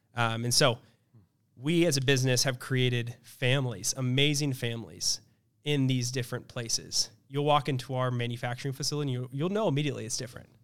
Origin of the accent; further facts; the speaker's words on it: Kansas City, Missouri, United States; I grew up in Kansas City, Missouri